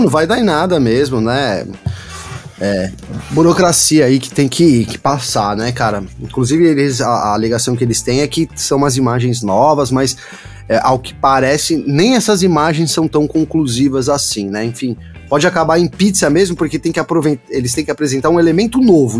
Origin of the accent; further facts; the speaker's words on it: São Bernardo do Campo, São Paulo, Brazil; Eu, eu sou de São Bernardo